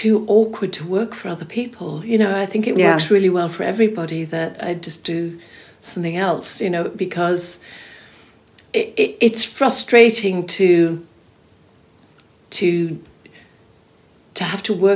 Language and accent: English; Swansea, Wales, United Kingdom; when I was growing up in South Wales, I remember going into Smith's and there'd be glossy magazines on the shelves in the magazine sort of section in Smith's in Swansea